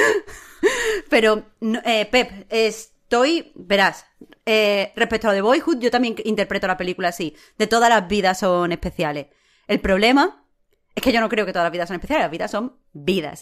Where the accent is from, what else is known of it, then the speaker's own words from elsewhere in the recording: Andalusia, Spain; como mujer, o como persona en España, o como andaluza